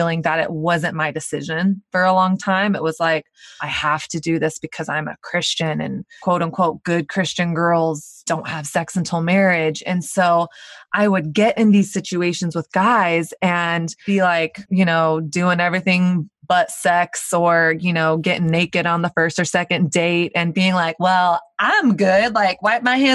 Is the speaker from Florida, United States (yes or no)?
no; Dallas, Texas, United States; now in Brooklyn, United States; I grew up in Dallas, Texas, which is kind of the Bible Belt